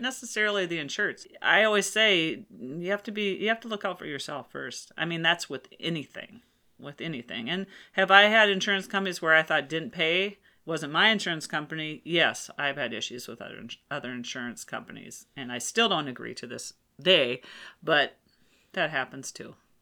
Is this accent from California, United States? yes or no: no; Rochester, Minnesota, United States; I was born in Rochester, Minnesota